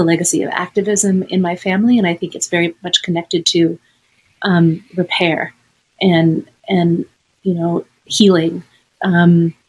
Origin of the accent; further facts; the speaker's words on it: Los Angeles, California, United States; also born or lived in Chicago; growing up in Los Angeles